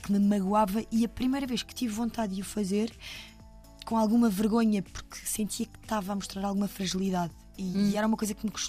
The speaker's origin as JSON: {"language": "Portuguese", "town": "Estremoz", "region": "Alentejo", "country": "Portugal", "tie": "born or raised there", "also_born_or_lived": "Lisbon", "moved": "yes", "said": "vim de Estremoz lá das berças e, e já tarde. uh, é verdade, vivia numa terra pequena de, de, que não havia assim muito para fazer."}